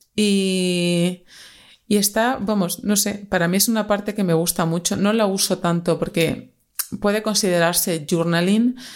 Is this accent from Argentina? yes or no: no; Extremadura, Spain; moved away as an adult; now in Madrid, Spain; soy una extremeña que ya lleva 10 añitos, bueno, más de 10 añitos ya en Madrid